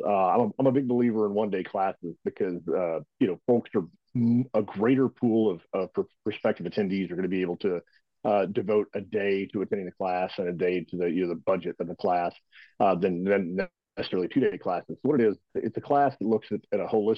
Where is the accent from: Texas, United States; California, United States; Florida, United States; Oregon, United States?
Texas, United States; moved away as an adult; Originally, I was born and raised in Texas